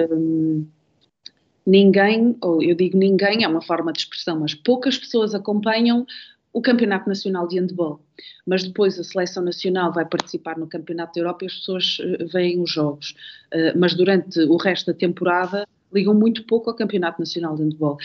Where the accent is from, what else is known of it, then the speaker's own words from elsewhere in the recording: Amarante, Norte, Portugal; eu sou natural de Amarante